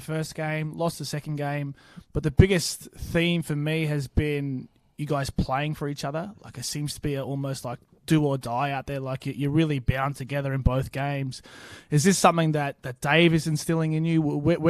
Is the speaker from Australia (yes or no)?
yes; Australia; Like us being Aussie rugby supporters, we happily love to say that the All Blacks cheat all the bloody time.